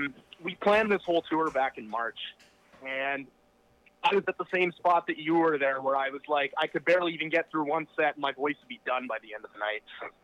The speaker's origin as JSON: {"language": "English", "town": "Kitchener-Waterloo", "region": "Ontario", "country": "Canada", "said": "We're from Kitchener-Waterloo, so that was like our hometown show."}